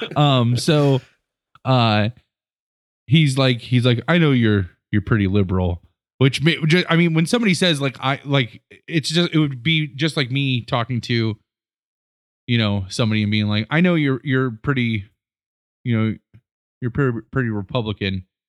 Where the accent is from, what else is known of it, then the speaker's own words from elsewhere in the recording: Rittman, Ohio, United States; moved away as an adult; we grew up in Northeast Ohio and Rittman